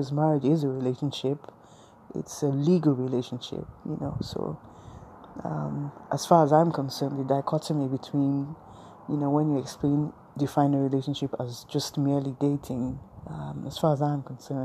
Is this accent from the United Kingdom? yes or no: no; Nigeria; I'm a Nigerian woman.